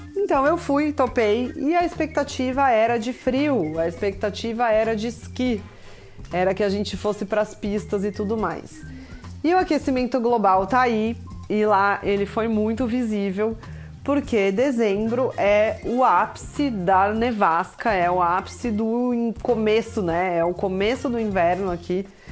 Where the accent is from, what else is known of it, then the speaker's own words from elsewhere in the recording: Brazil; moved away as an adult; now in Kraków, Poland; pra gente que é do Brasil